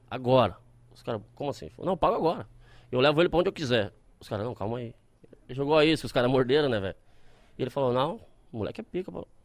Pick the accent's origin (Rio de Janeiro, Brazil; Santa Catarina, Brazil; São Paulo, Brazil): Santa Catarina, Brazil; Criciúma; Eu sou natural de Criciúma.